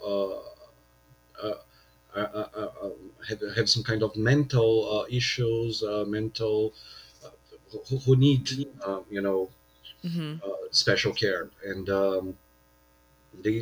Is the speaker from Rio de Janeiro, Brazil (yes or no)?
no; São Paulo, Brazil; here in São Paulo, my hometown